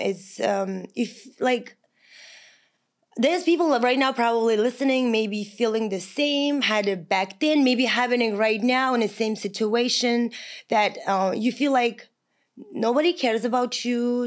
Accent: Kazakhstan; English is a second language; moved away as an adult; also born or lived in Long Island, New York, United States / California, United States; now in United States; I'm from Kazakhstan

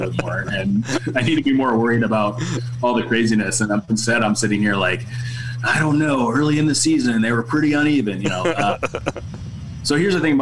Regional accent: Cleveland, Ohio, United States; I was born in Cleveland.

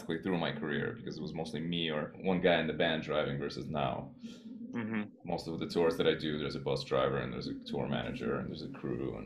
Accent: New York City, New York, United States; also born or lived in Soviet Union / Boston; I grew up in Queens

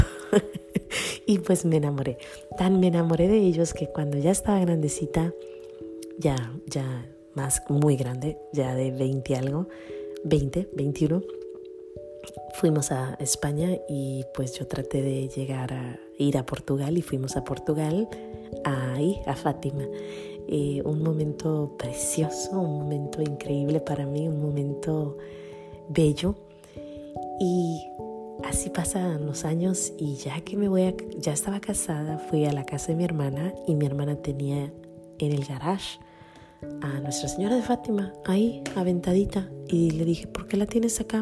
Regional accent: Mexico; por naturaleza soy mexicana

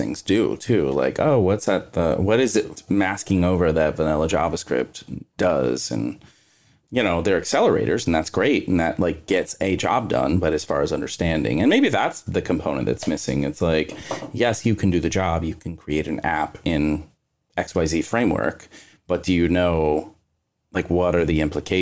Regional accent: Kentucky, United States; I'm from Kentucky

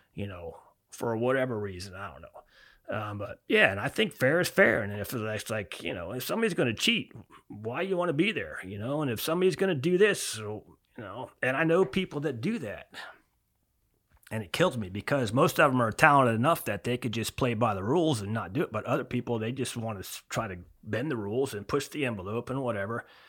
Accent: Florida Keys, United States; born or raised there; also born or lived in Miami, Florida

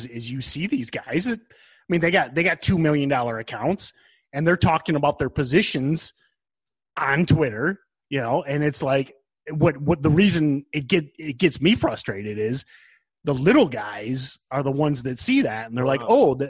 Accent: Michigan, United States; I'm not Texan. I'm from Michigan

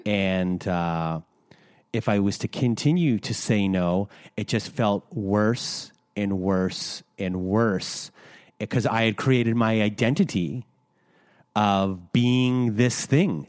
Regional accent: Canada; we're Canadian

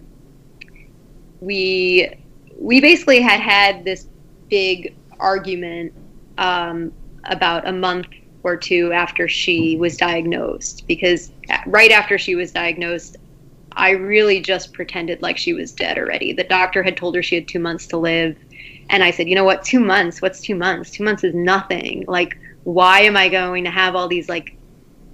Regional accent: Long Island, New York, United States; my hometown in Long Island

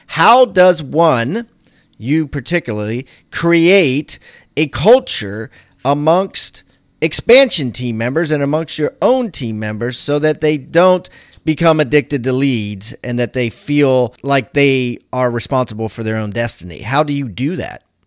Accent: Maryland, United States; I'm from Maryland

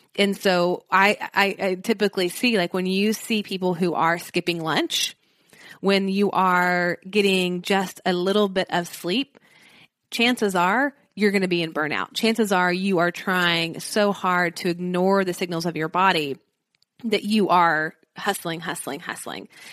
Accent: Nashville, Tennessee, United States; I'm from Nashville

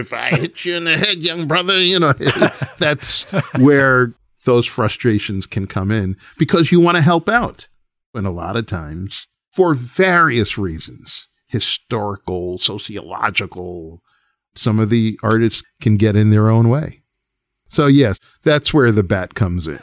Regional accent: New York, United States; as a New Yorker

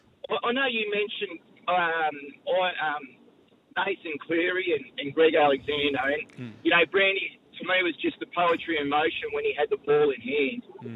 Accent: Penrith, New South Wales, Australia; I grew up in Penrith.

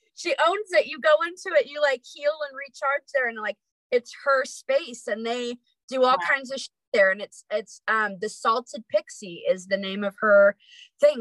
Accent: near Lake Tahoe, California, United States; moved away as an adult; also born or lived in Sacramento, California; now in Idaho, United States; I was born in Sacramento, but I actually was raised up near Lake Tahoe.

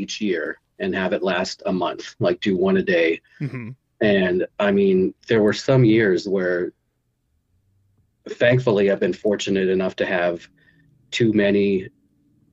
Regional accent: Victoria, British Columbia, Canada; I'm from Victoria

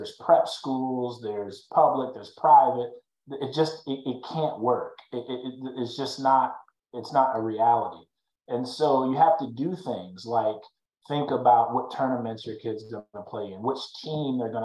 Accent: Fort Wayne, Indiana, United States; now in Dallas, United States; I grew up in Fort Wayne, Indiana

